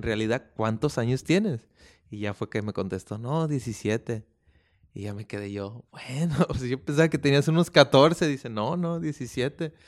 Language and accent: Spanish; Oakland, California, United States; yo también soy nacido en California, en Oakland, California